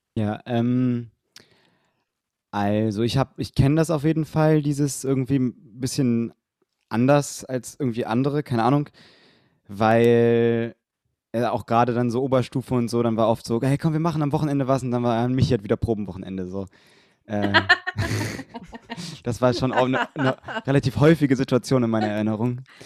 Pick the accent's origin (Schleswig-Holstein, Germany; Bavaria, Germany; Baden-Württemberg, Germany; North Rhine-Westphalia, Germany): North Rhine-Westphalia, Germany; Bonn; in Bonn gesungen, wo ich herkomme